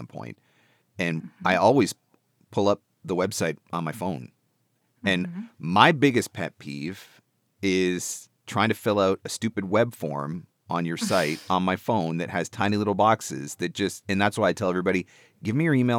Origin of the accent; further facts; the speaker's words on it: Canada; as a Canadian